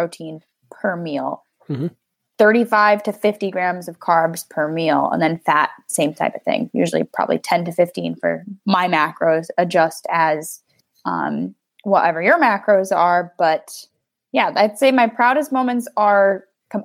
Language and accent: English; United States; I'm an American